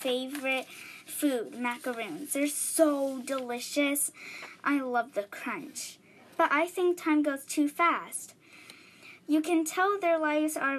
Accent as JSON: {"language": "English", "town": "New York City", "region": "New York", "country": "United States", "tie": "born or raised there", "said": "I was born in New York City"}